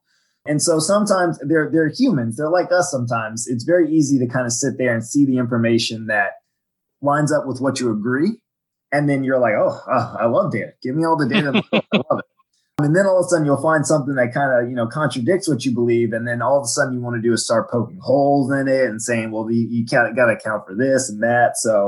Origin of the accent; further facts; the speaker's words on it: Virginia, United States; also born or lived in Washington, D.C.; I'm from Washington, D.C. originally. I grew up on the Virginia side in Fairfax County. I moved around a lot as a kid. I was an Army brat, but that's where I spent most of my schooling years.